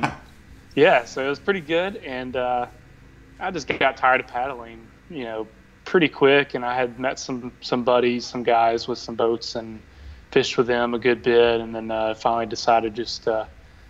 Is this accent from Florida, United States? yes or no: no; Shreveport, Louisiana, United States; also born or lived in Ruston, Louisiana; now in New Orleans, United States; I grew up in North Louisiana, like in the Shreveport area